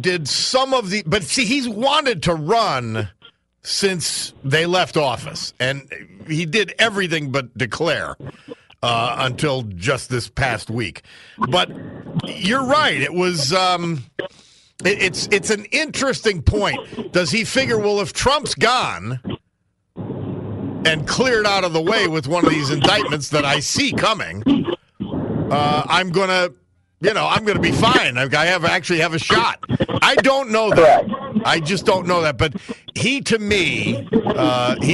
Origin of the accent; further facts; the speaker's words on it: Dunmore, Pennsylvania, United States; being from Dunmore